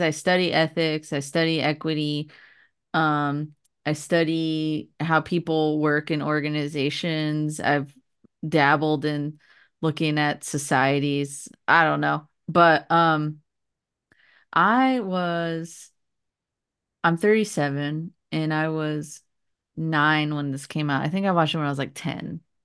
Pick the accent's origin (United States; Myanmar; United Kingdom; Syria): United States; California; moved away; I was growing up in California